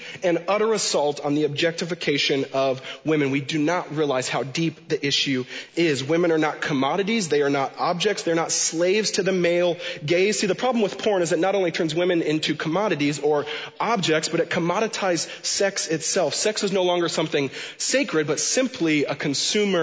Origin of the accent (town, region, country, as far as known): Washington, United States; born or raised there